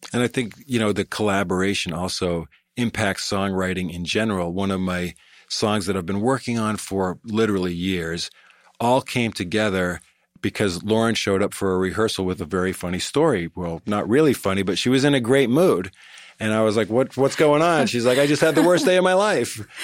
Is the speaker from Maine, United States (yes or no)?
yes; Cape Elizabeth, Maine, United States; also born or lived in Boston / Greater Boston; I grew up in Maine